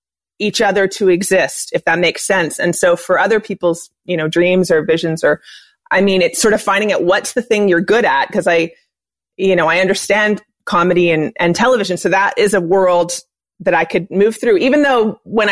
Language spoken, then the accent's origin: English; Montreal, Quebec, Canada; born or raised there